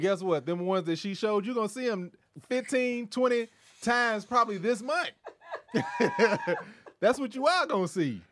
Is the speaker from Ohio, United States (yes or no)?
no; Kentucky, United States; now in Los Angeles, United States; I'm from the Midwest. I'm from Kentucky.